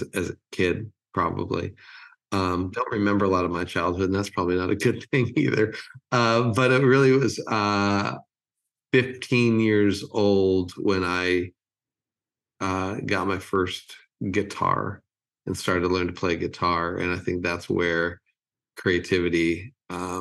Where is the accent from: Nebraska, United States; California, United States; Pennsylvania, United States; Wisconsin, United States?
California, United States; Los Angeles; moved away as an adult; also born or lived in Rochester, New York; now in Nashville, United States; I grew up in California, and I grew up in LA, and lived there until I was 50, and then moved here to the lovely city of Nashville